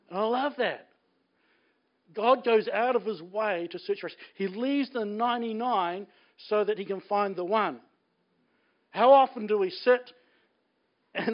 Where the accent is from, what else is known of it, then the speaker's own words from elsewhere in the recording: Blenheim, Marlborough, New Zealand; I grew up in Blenheim